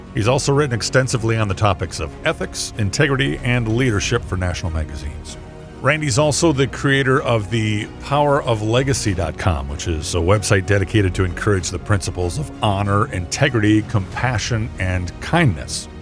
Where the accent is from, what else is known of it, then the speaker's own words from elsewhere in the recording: Minnesota, United States; also born or lived in Arizona / Nebraska / Kansas; I grew up in Minnesota, in the, in the county that I work in now